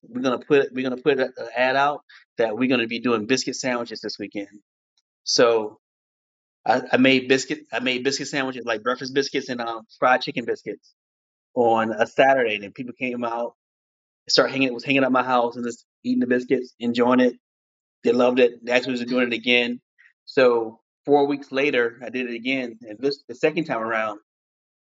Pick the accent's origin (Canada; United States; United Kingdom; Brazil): United States; Columbia, South Carolina; now in New York City, United States; born and raised in Columbia, South Carolina.